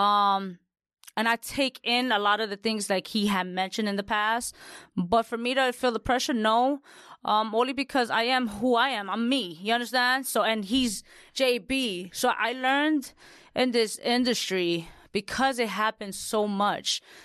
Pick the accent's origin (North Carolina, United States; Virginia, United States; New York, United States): New York, United States; New York City; I'm Latina from the Bronx